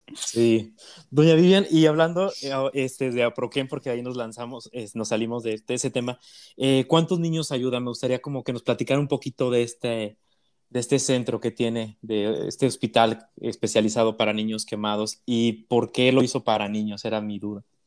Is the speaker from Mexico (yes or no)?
yes; Mexico; como mexicanos